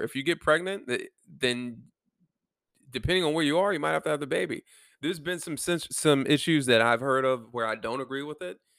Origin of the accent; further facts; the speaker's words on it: Germany; moved away; Germany, my home country